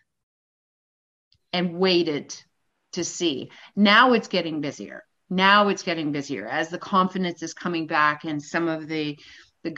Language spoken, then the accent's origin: English; Canada; as a Canadian born and raised